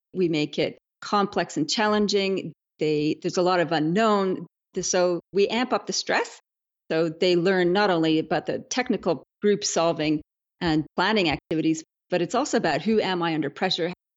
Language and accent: English; Canada; moved away as an adult; now in Australia; I'm a Canadian